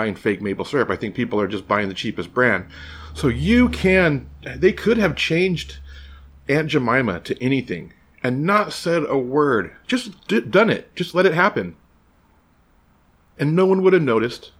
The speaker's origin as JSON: {"language": "English", "country": "United States", "said": "As an American"}